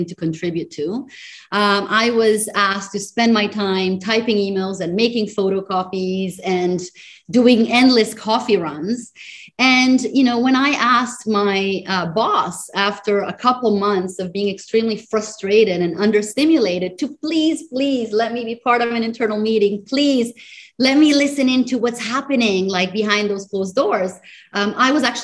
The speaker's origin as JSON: {"language": "English", "country": "Italy", "also_born_or_lived": "United States", "moved": "as an adult", "lives_now": "Singapore", "said": "I am originally from Italy, but have been spending my professional life between Europe, the United States, and as of the last 10 years here in Singapore"}